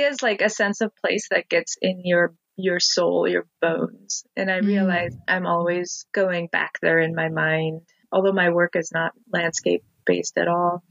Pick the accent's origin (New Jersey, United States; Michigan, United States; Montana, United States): Montana, United States; moved away as an adult; now in Olympia, United States; I was born in Montana and consider Montana home.